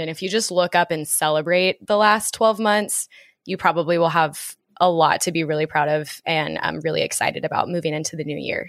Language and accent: English; Dallas, Texas, United States; moved away as an adult; also born or lived in Oklahoma; now in New York City, United States; I moved to New York City in June from growing up in Dallas and spending a lot of time in Oklahoma with these two and at school.